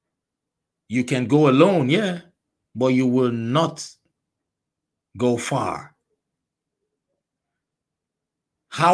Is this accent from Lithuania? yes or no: no; Nigeria; moved away as an adult; I was born and raised in Nigeria. I spent most of my adult life in Nigeria